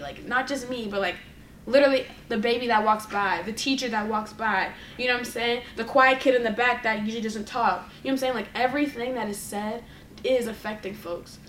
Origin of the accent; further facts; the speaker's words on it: Boston, Massachusetts, United States; growing up in Boston